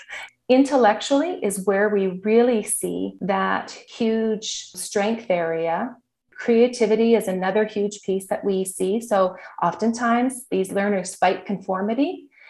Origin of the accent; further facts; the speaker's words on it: Saskatoon, Saskatchewan, Canada; I grew up in Saskatoon, Saskatchewan